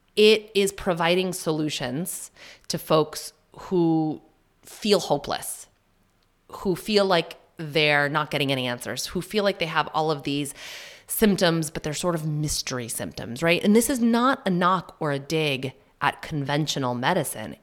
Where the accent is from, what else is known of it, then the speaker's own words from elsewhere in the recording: New Hampshire, United States; also born or lived in Massachusetts; I'm from Mass in New Hampshire. I say that just because my, um, mom's side and my dad's side, both from Massachusetts, That's where I was born. We didn't move to New Hampshire until I was, mm, maybe in second grade